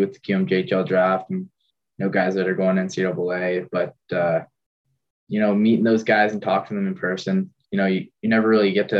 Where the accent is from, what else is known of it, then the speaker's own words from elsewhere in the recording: Bedford, Nova Scotia, Canada; They're my hometown